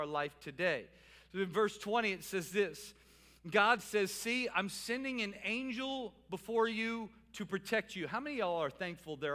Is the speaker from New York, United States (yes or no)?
no; New Orleans, Louisiana, United States; I'm from New Orleans